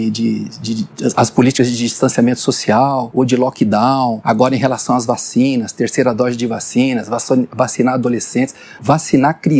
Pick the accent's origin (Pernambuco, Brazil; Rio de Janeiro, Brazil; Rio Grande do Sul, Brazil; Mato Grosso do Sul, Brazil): Mato Grosso do Sul, Brazil; Campo Grande; eu sou um médico do interior de, do, do, Brasil, eu sou lá de Campo Grande, Mato Grosso do Sul, sou lá do meio do mato, como eu digo.